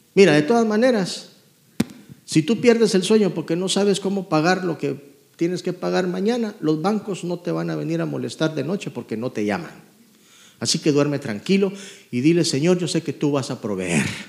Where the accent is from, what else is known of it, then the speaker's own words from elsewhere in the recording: Guatemala; moved away; Yo vengo de Guatemala, crecí pobremente.